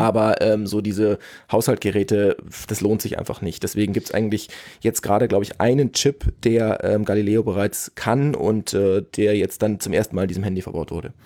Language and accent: German; Germany; ich bin Deutscher